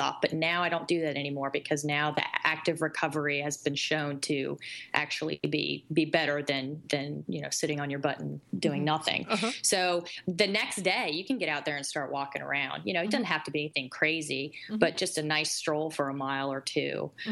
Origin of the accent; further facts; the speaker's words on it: North Carolina, United States; accent: South; My South comes out in me. I'm from North Carolina